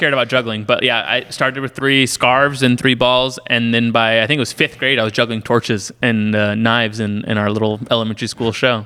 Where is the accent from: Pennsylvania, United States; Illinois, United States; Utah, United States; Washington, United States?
Illinois, United States; I grew up in Illinois